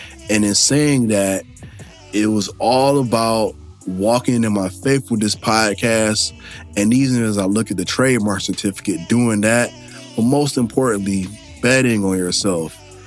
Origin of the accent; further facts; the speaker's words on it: Michigan, United States; moved away as an adult; I am back in my home state of Michigan